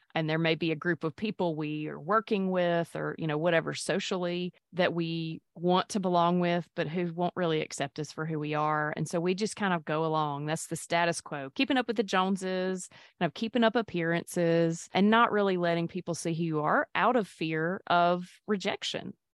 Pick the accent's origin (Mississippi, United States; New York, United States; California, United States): Mississippi, United States; born or raised there; also born or lived in Pascagoula, Mississippi / Petal, Mississippi / Jackson, Mississippi; now in Hattiesburg, United States